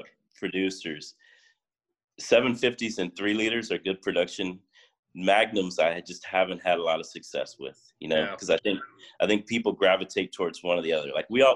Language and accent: English; Miami, Florida, United States; now in West Coast, United States; So when I moved out here and I started making the rosé, I came from Miami, you know, I'm like, oh, the Miami culture, you know